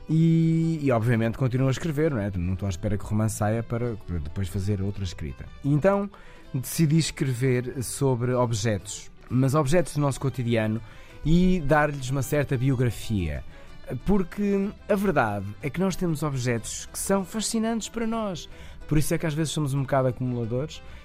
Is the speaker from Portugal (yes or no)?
yes; Ovar, Aveiro District, Portugal; Eu sou natural de Ovar